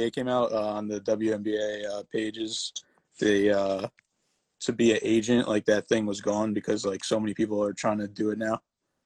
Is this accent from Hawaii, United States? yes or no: no; Connecticut, United States; I'm from Connecticut